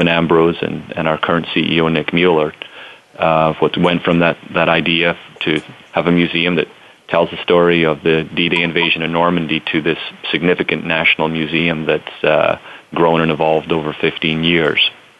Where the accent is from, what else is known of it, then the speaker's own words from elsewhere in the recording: Scotland, United Kingdom; moved away as an adult; also born or lived in United States; now in New Orleans, United States; I'm originally from Scotland, born and raised there, and came to the United States for college